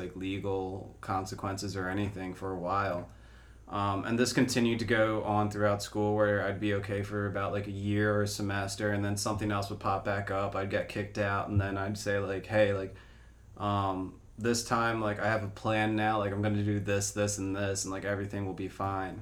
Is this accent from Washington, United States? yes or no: no; Media, Pennsylvania, United States; also born or lived in Chile; I grew up in Media, Pennsylvania.